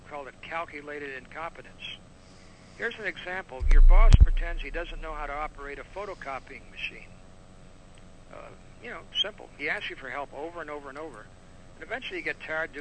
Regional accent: Laredo, Texas, United States; I was born and raised in the Mexican border, Laredo, Texas

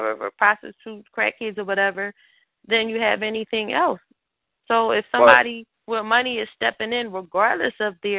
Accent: Philadelphia, Pennsylvania, United States; I grew up in North Philly too

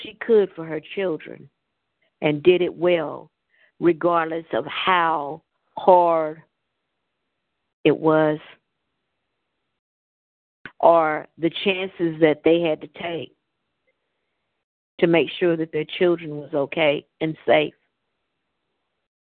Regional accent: United States; I live here on this land called America, Turtle Island

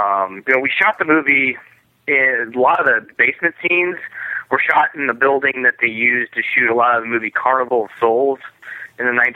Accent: Nebraska, United States; moved away; I'm from Nebraska originally

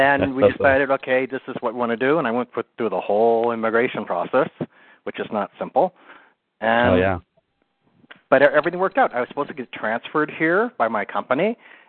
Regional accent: Sacramento, California, United States; also born or lived in San Francisco Bay Area; Yeah, I grew up in Sacramento, and then I went to San Jose State and stayed in the Bay Area.

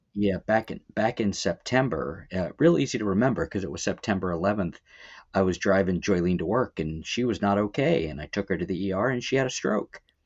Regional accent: Baltimore, Maryland, United States; now in Erie, United States; I am from Baltimore.

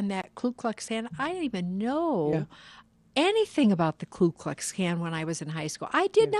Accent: Midwest, United States; I grew up in the Midwest, and in the 50s

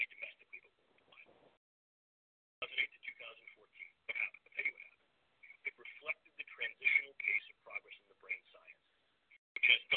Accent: New York, United States; accent: New York; my New York accent

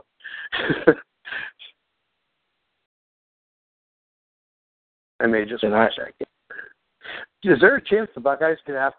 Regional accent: Youngstown, Ohio, United States; now in Columbus, United States; from Youngstown to Columbus

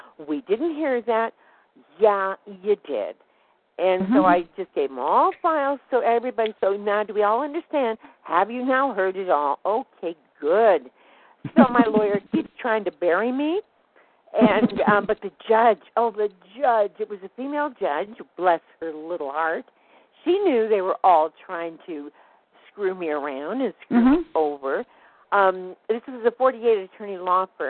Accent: San Gabriel, California, United States; I was born in San Gabriel

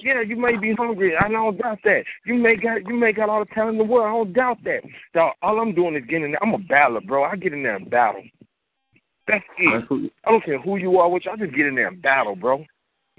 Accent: Texas, United States; This is my home state

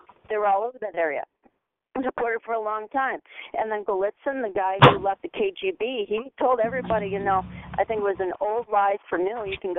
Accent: United States; I grew up on the Mississippi, man.

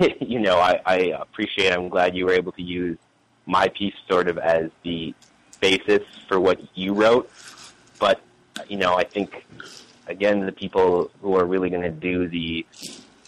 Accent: Wisconsin, United States; I'm from Wisconsin

